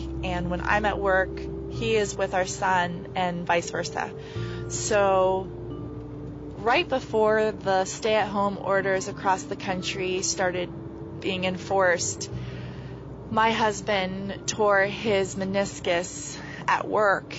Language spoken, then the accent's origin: English; Pendleton County, West Virginia, United States; I am from Pendleton County, West Virginia